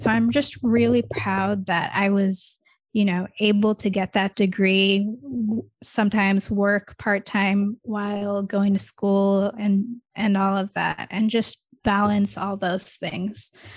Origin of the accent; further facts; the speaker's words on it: Michigan, United States; first language English; also born or lived in India; I'm from Michigan because that's where I grew up. Like, I grew up there since I was, like, four or five years old.